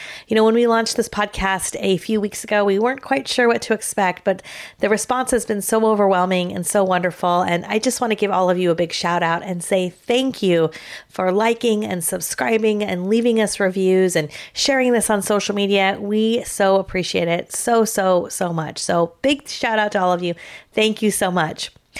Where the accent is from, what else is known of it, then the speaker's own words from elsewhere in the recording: California, United States; Now, we're both from California, as a lot of you know